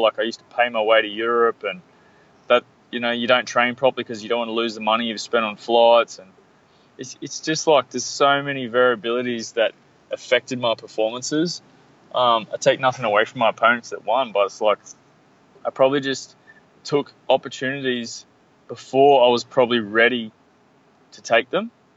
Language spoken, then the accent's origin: English; Australia; I'm from Australia